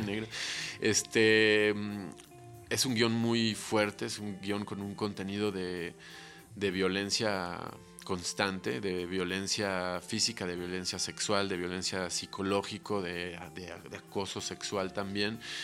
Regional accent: Mexico City, Mexico; nuestra vida de chilangos

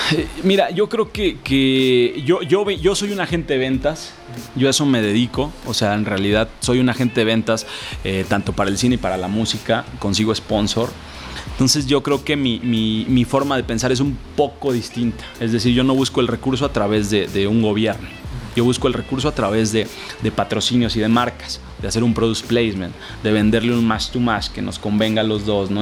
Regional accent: Jalisco, Mexico; yo soy de la tierra del tequila. Ah, Yo soy de Jalisco

